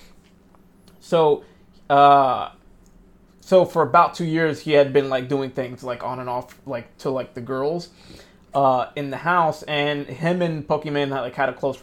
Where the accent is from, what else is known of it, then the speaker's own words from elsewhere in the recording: New Jersey, United States; We're from Jersey